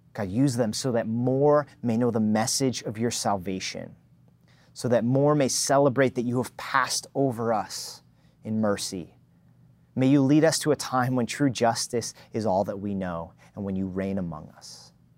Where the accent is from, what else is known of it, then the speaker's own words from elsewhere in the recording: New Jersey, United States; moved away; I was born and raised in New Jersey